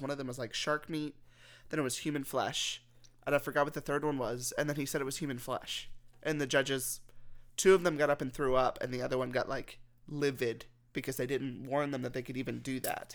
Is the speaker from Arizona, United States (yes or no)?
no; Texas, United States; I'm from Texas